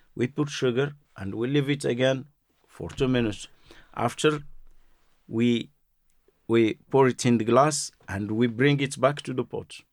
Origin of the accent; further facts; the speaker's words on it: Marrakesh, Marrakesh-Safi, Morocco; English is a second language; moved away; I'm from Marrakesh